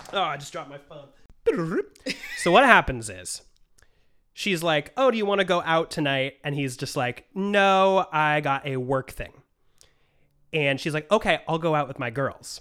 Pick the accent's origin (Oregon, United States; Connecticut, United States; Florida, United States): Oregon, United States; Portland; I grew up in Portland, Oregon